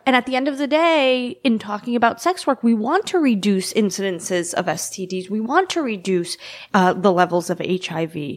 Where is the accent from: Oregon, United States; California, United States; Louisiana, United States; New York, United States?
New York, United States; New York City; I've lived in every neighborhood in the district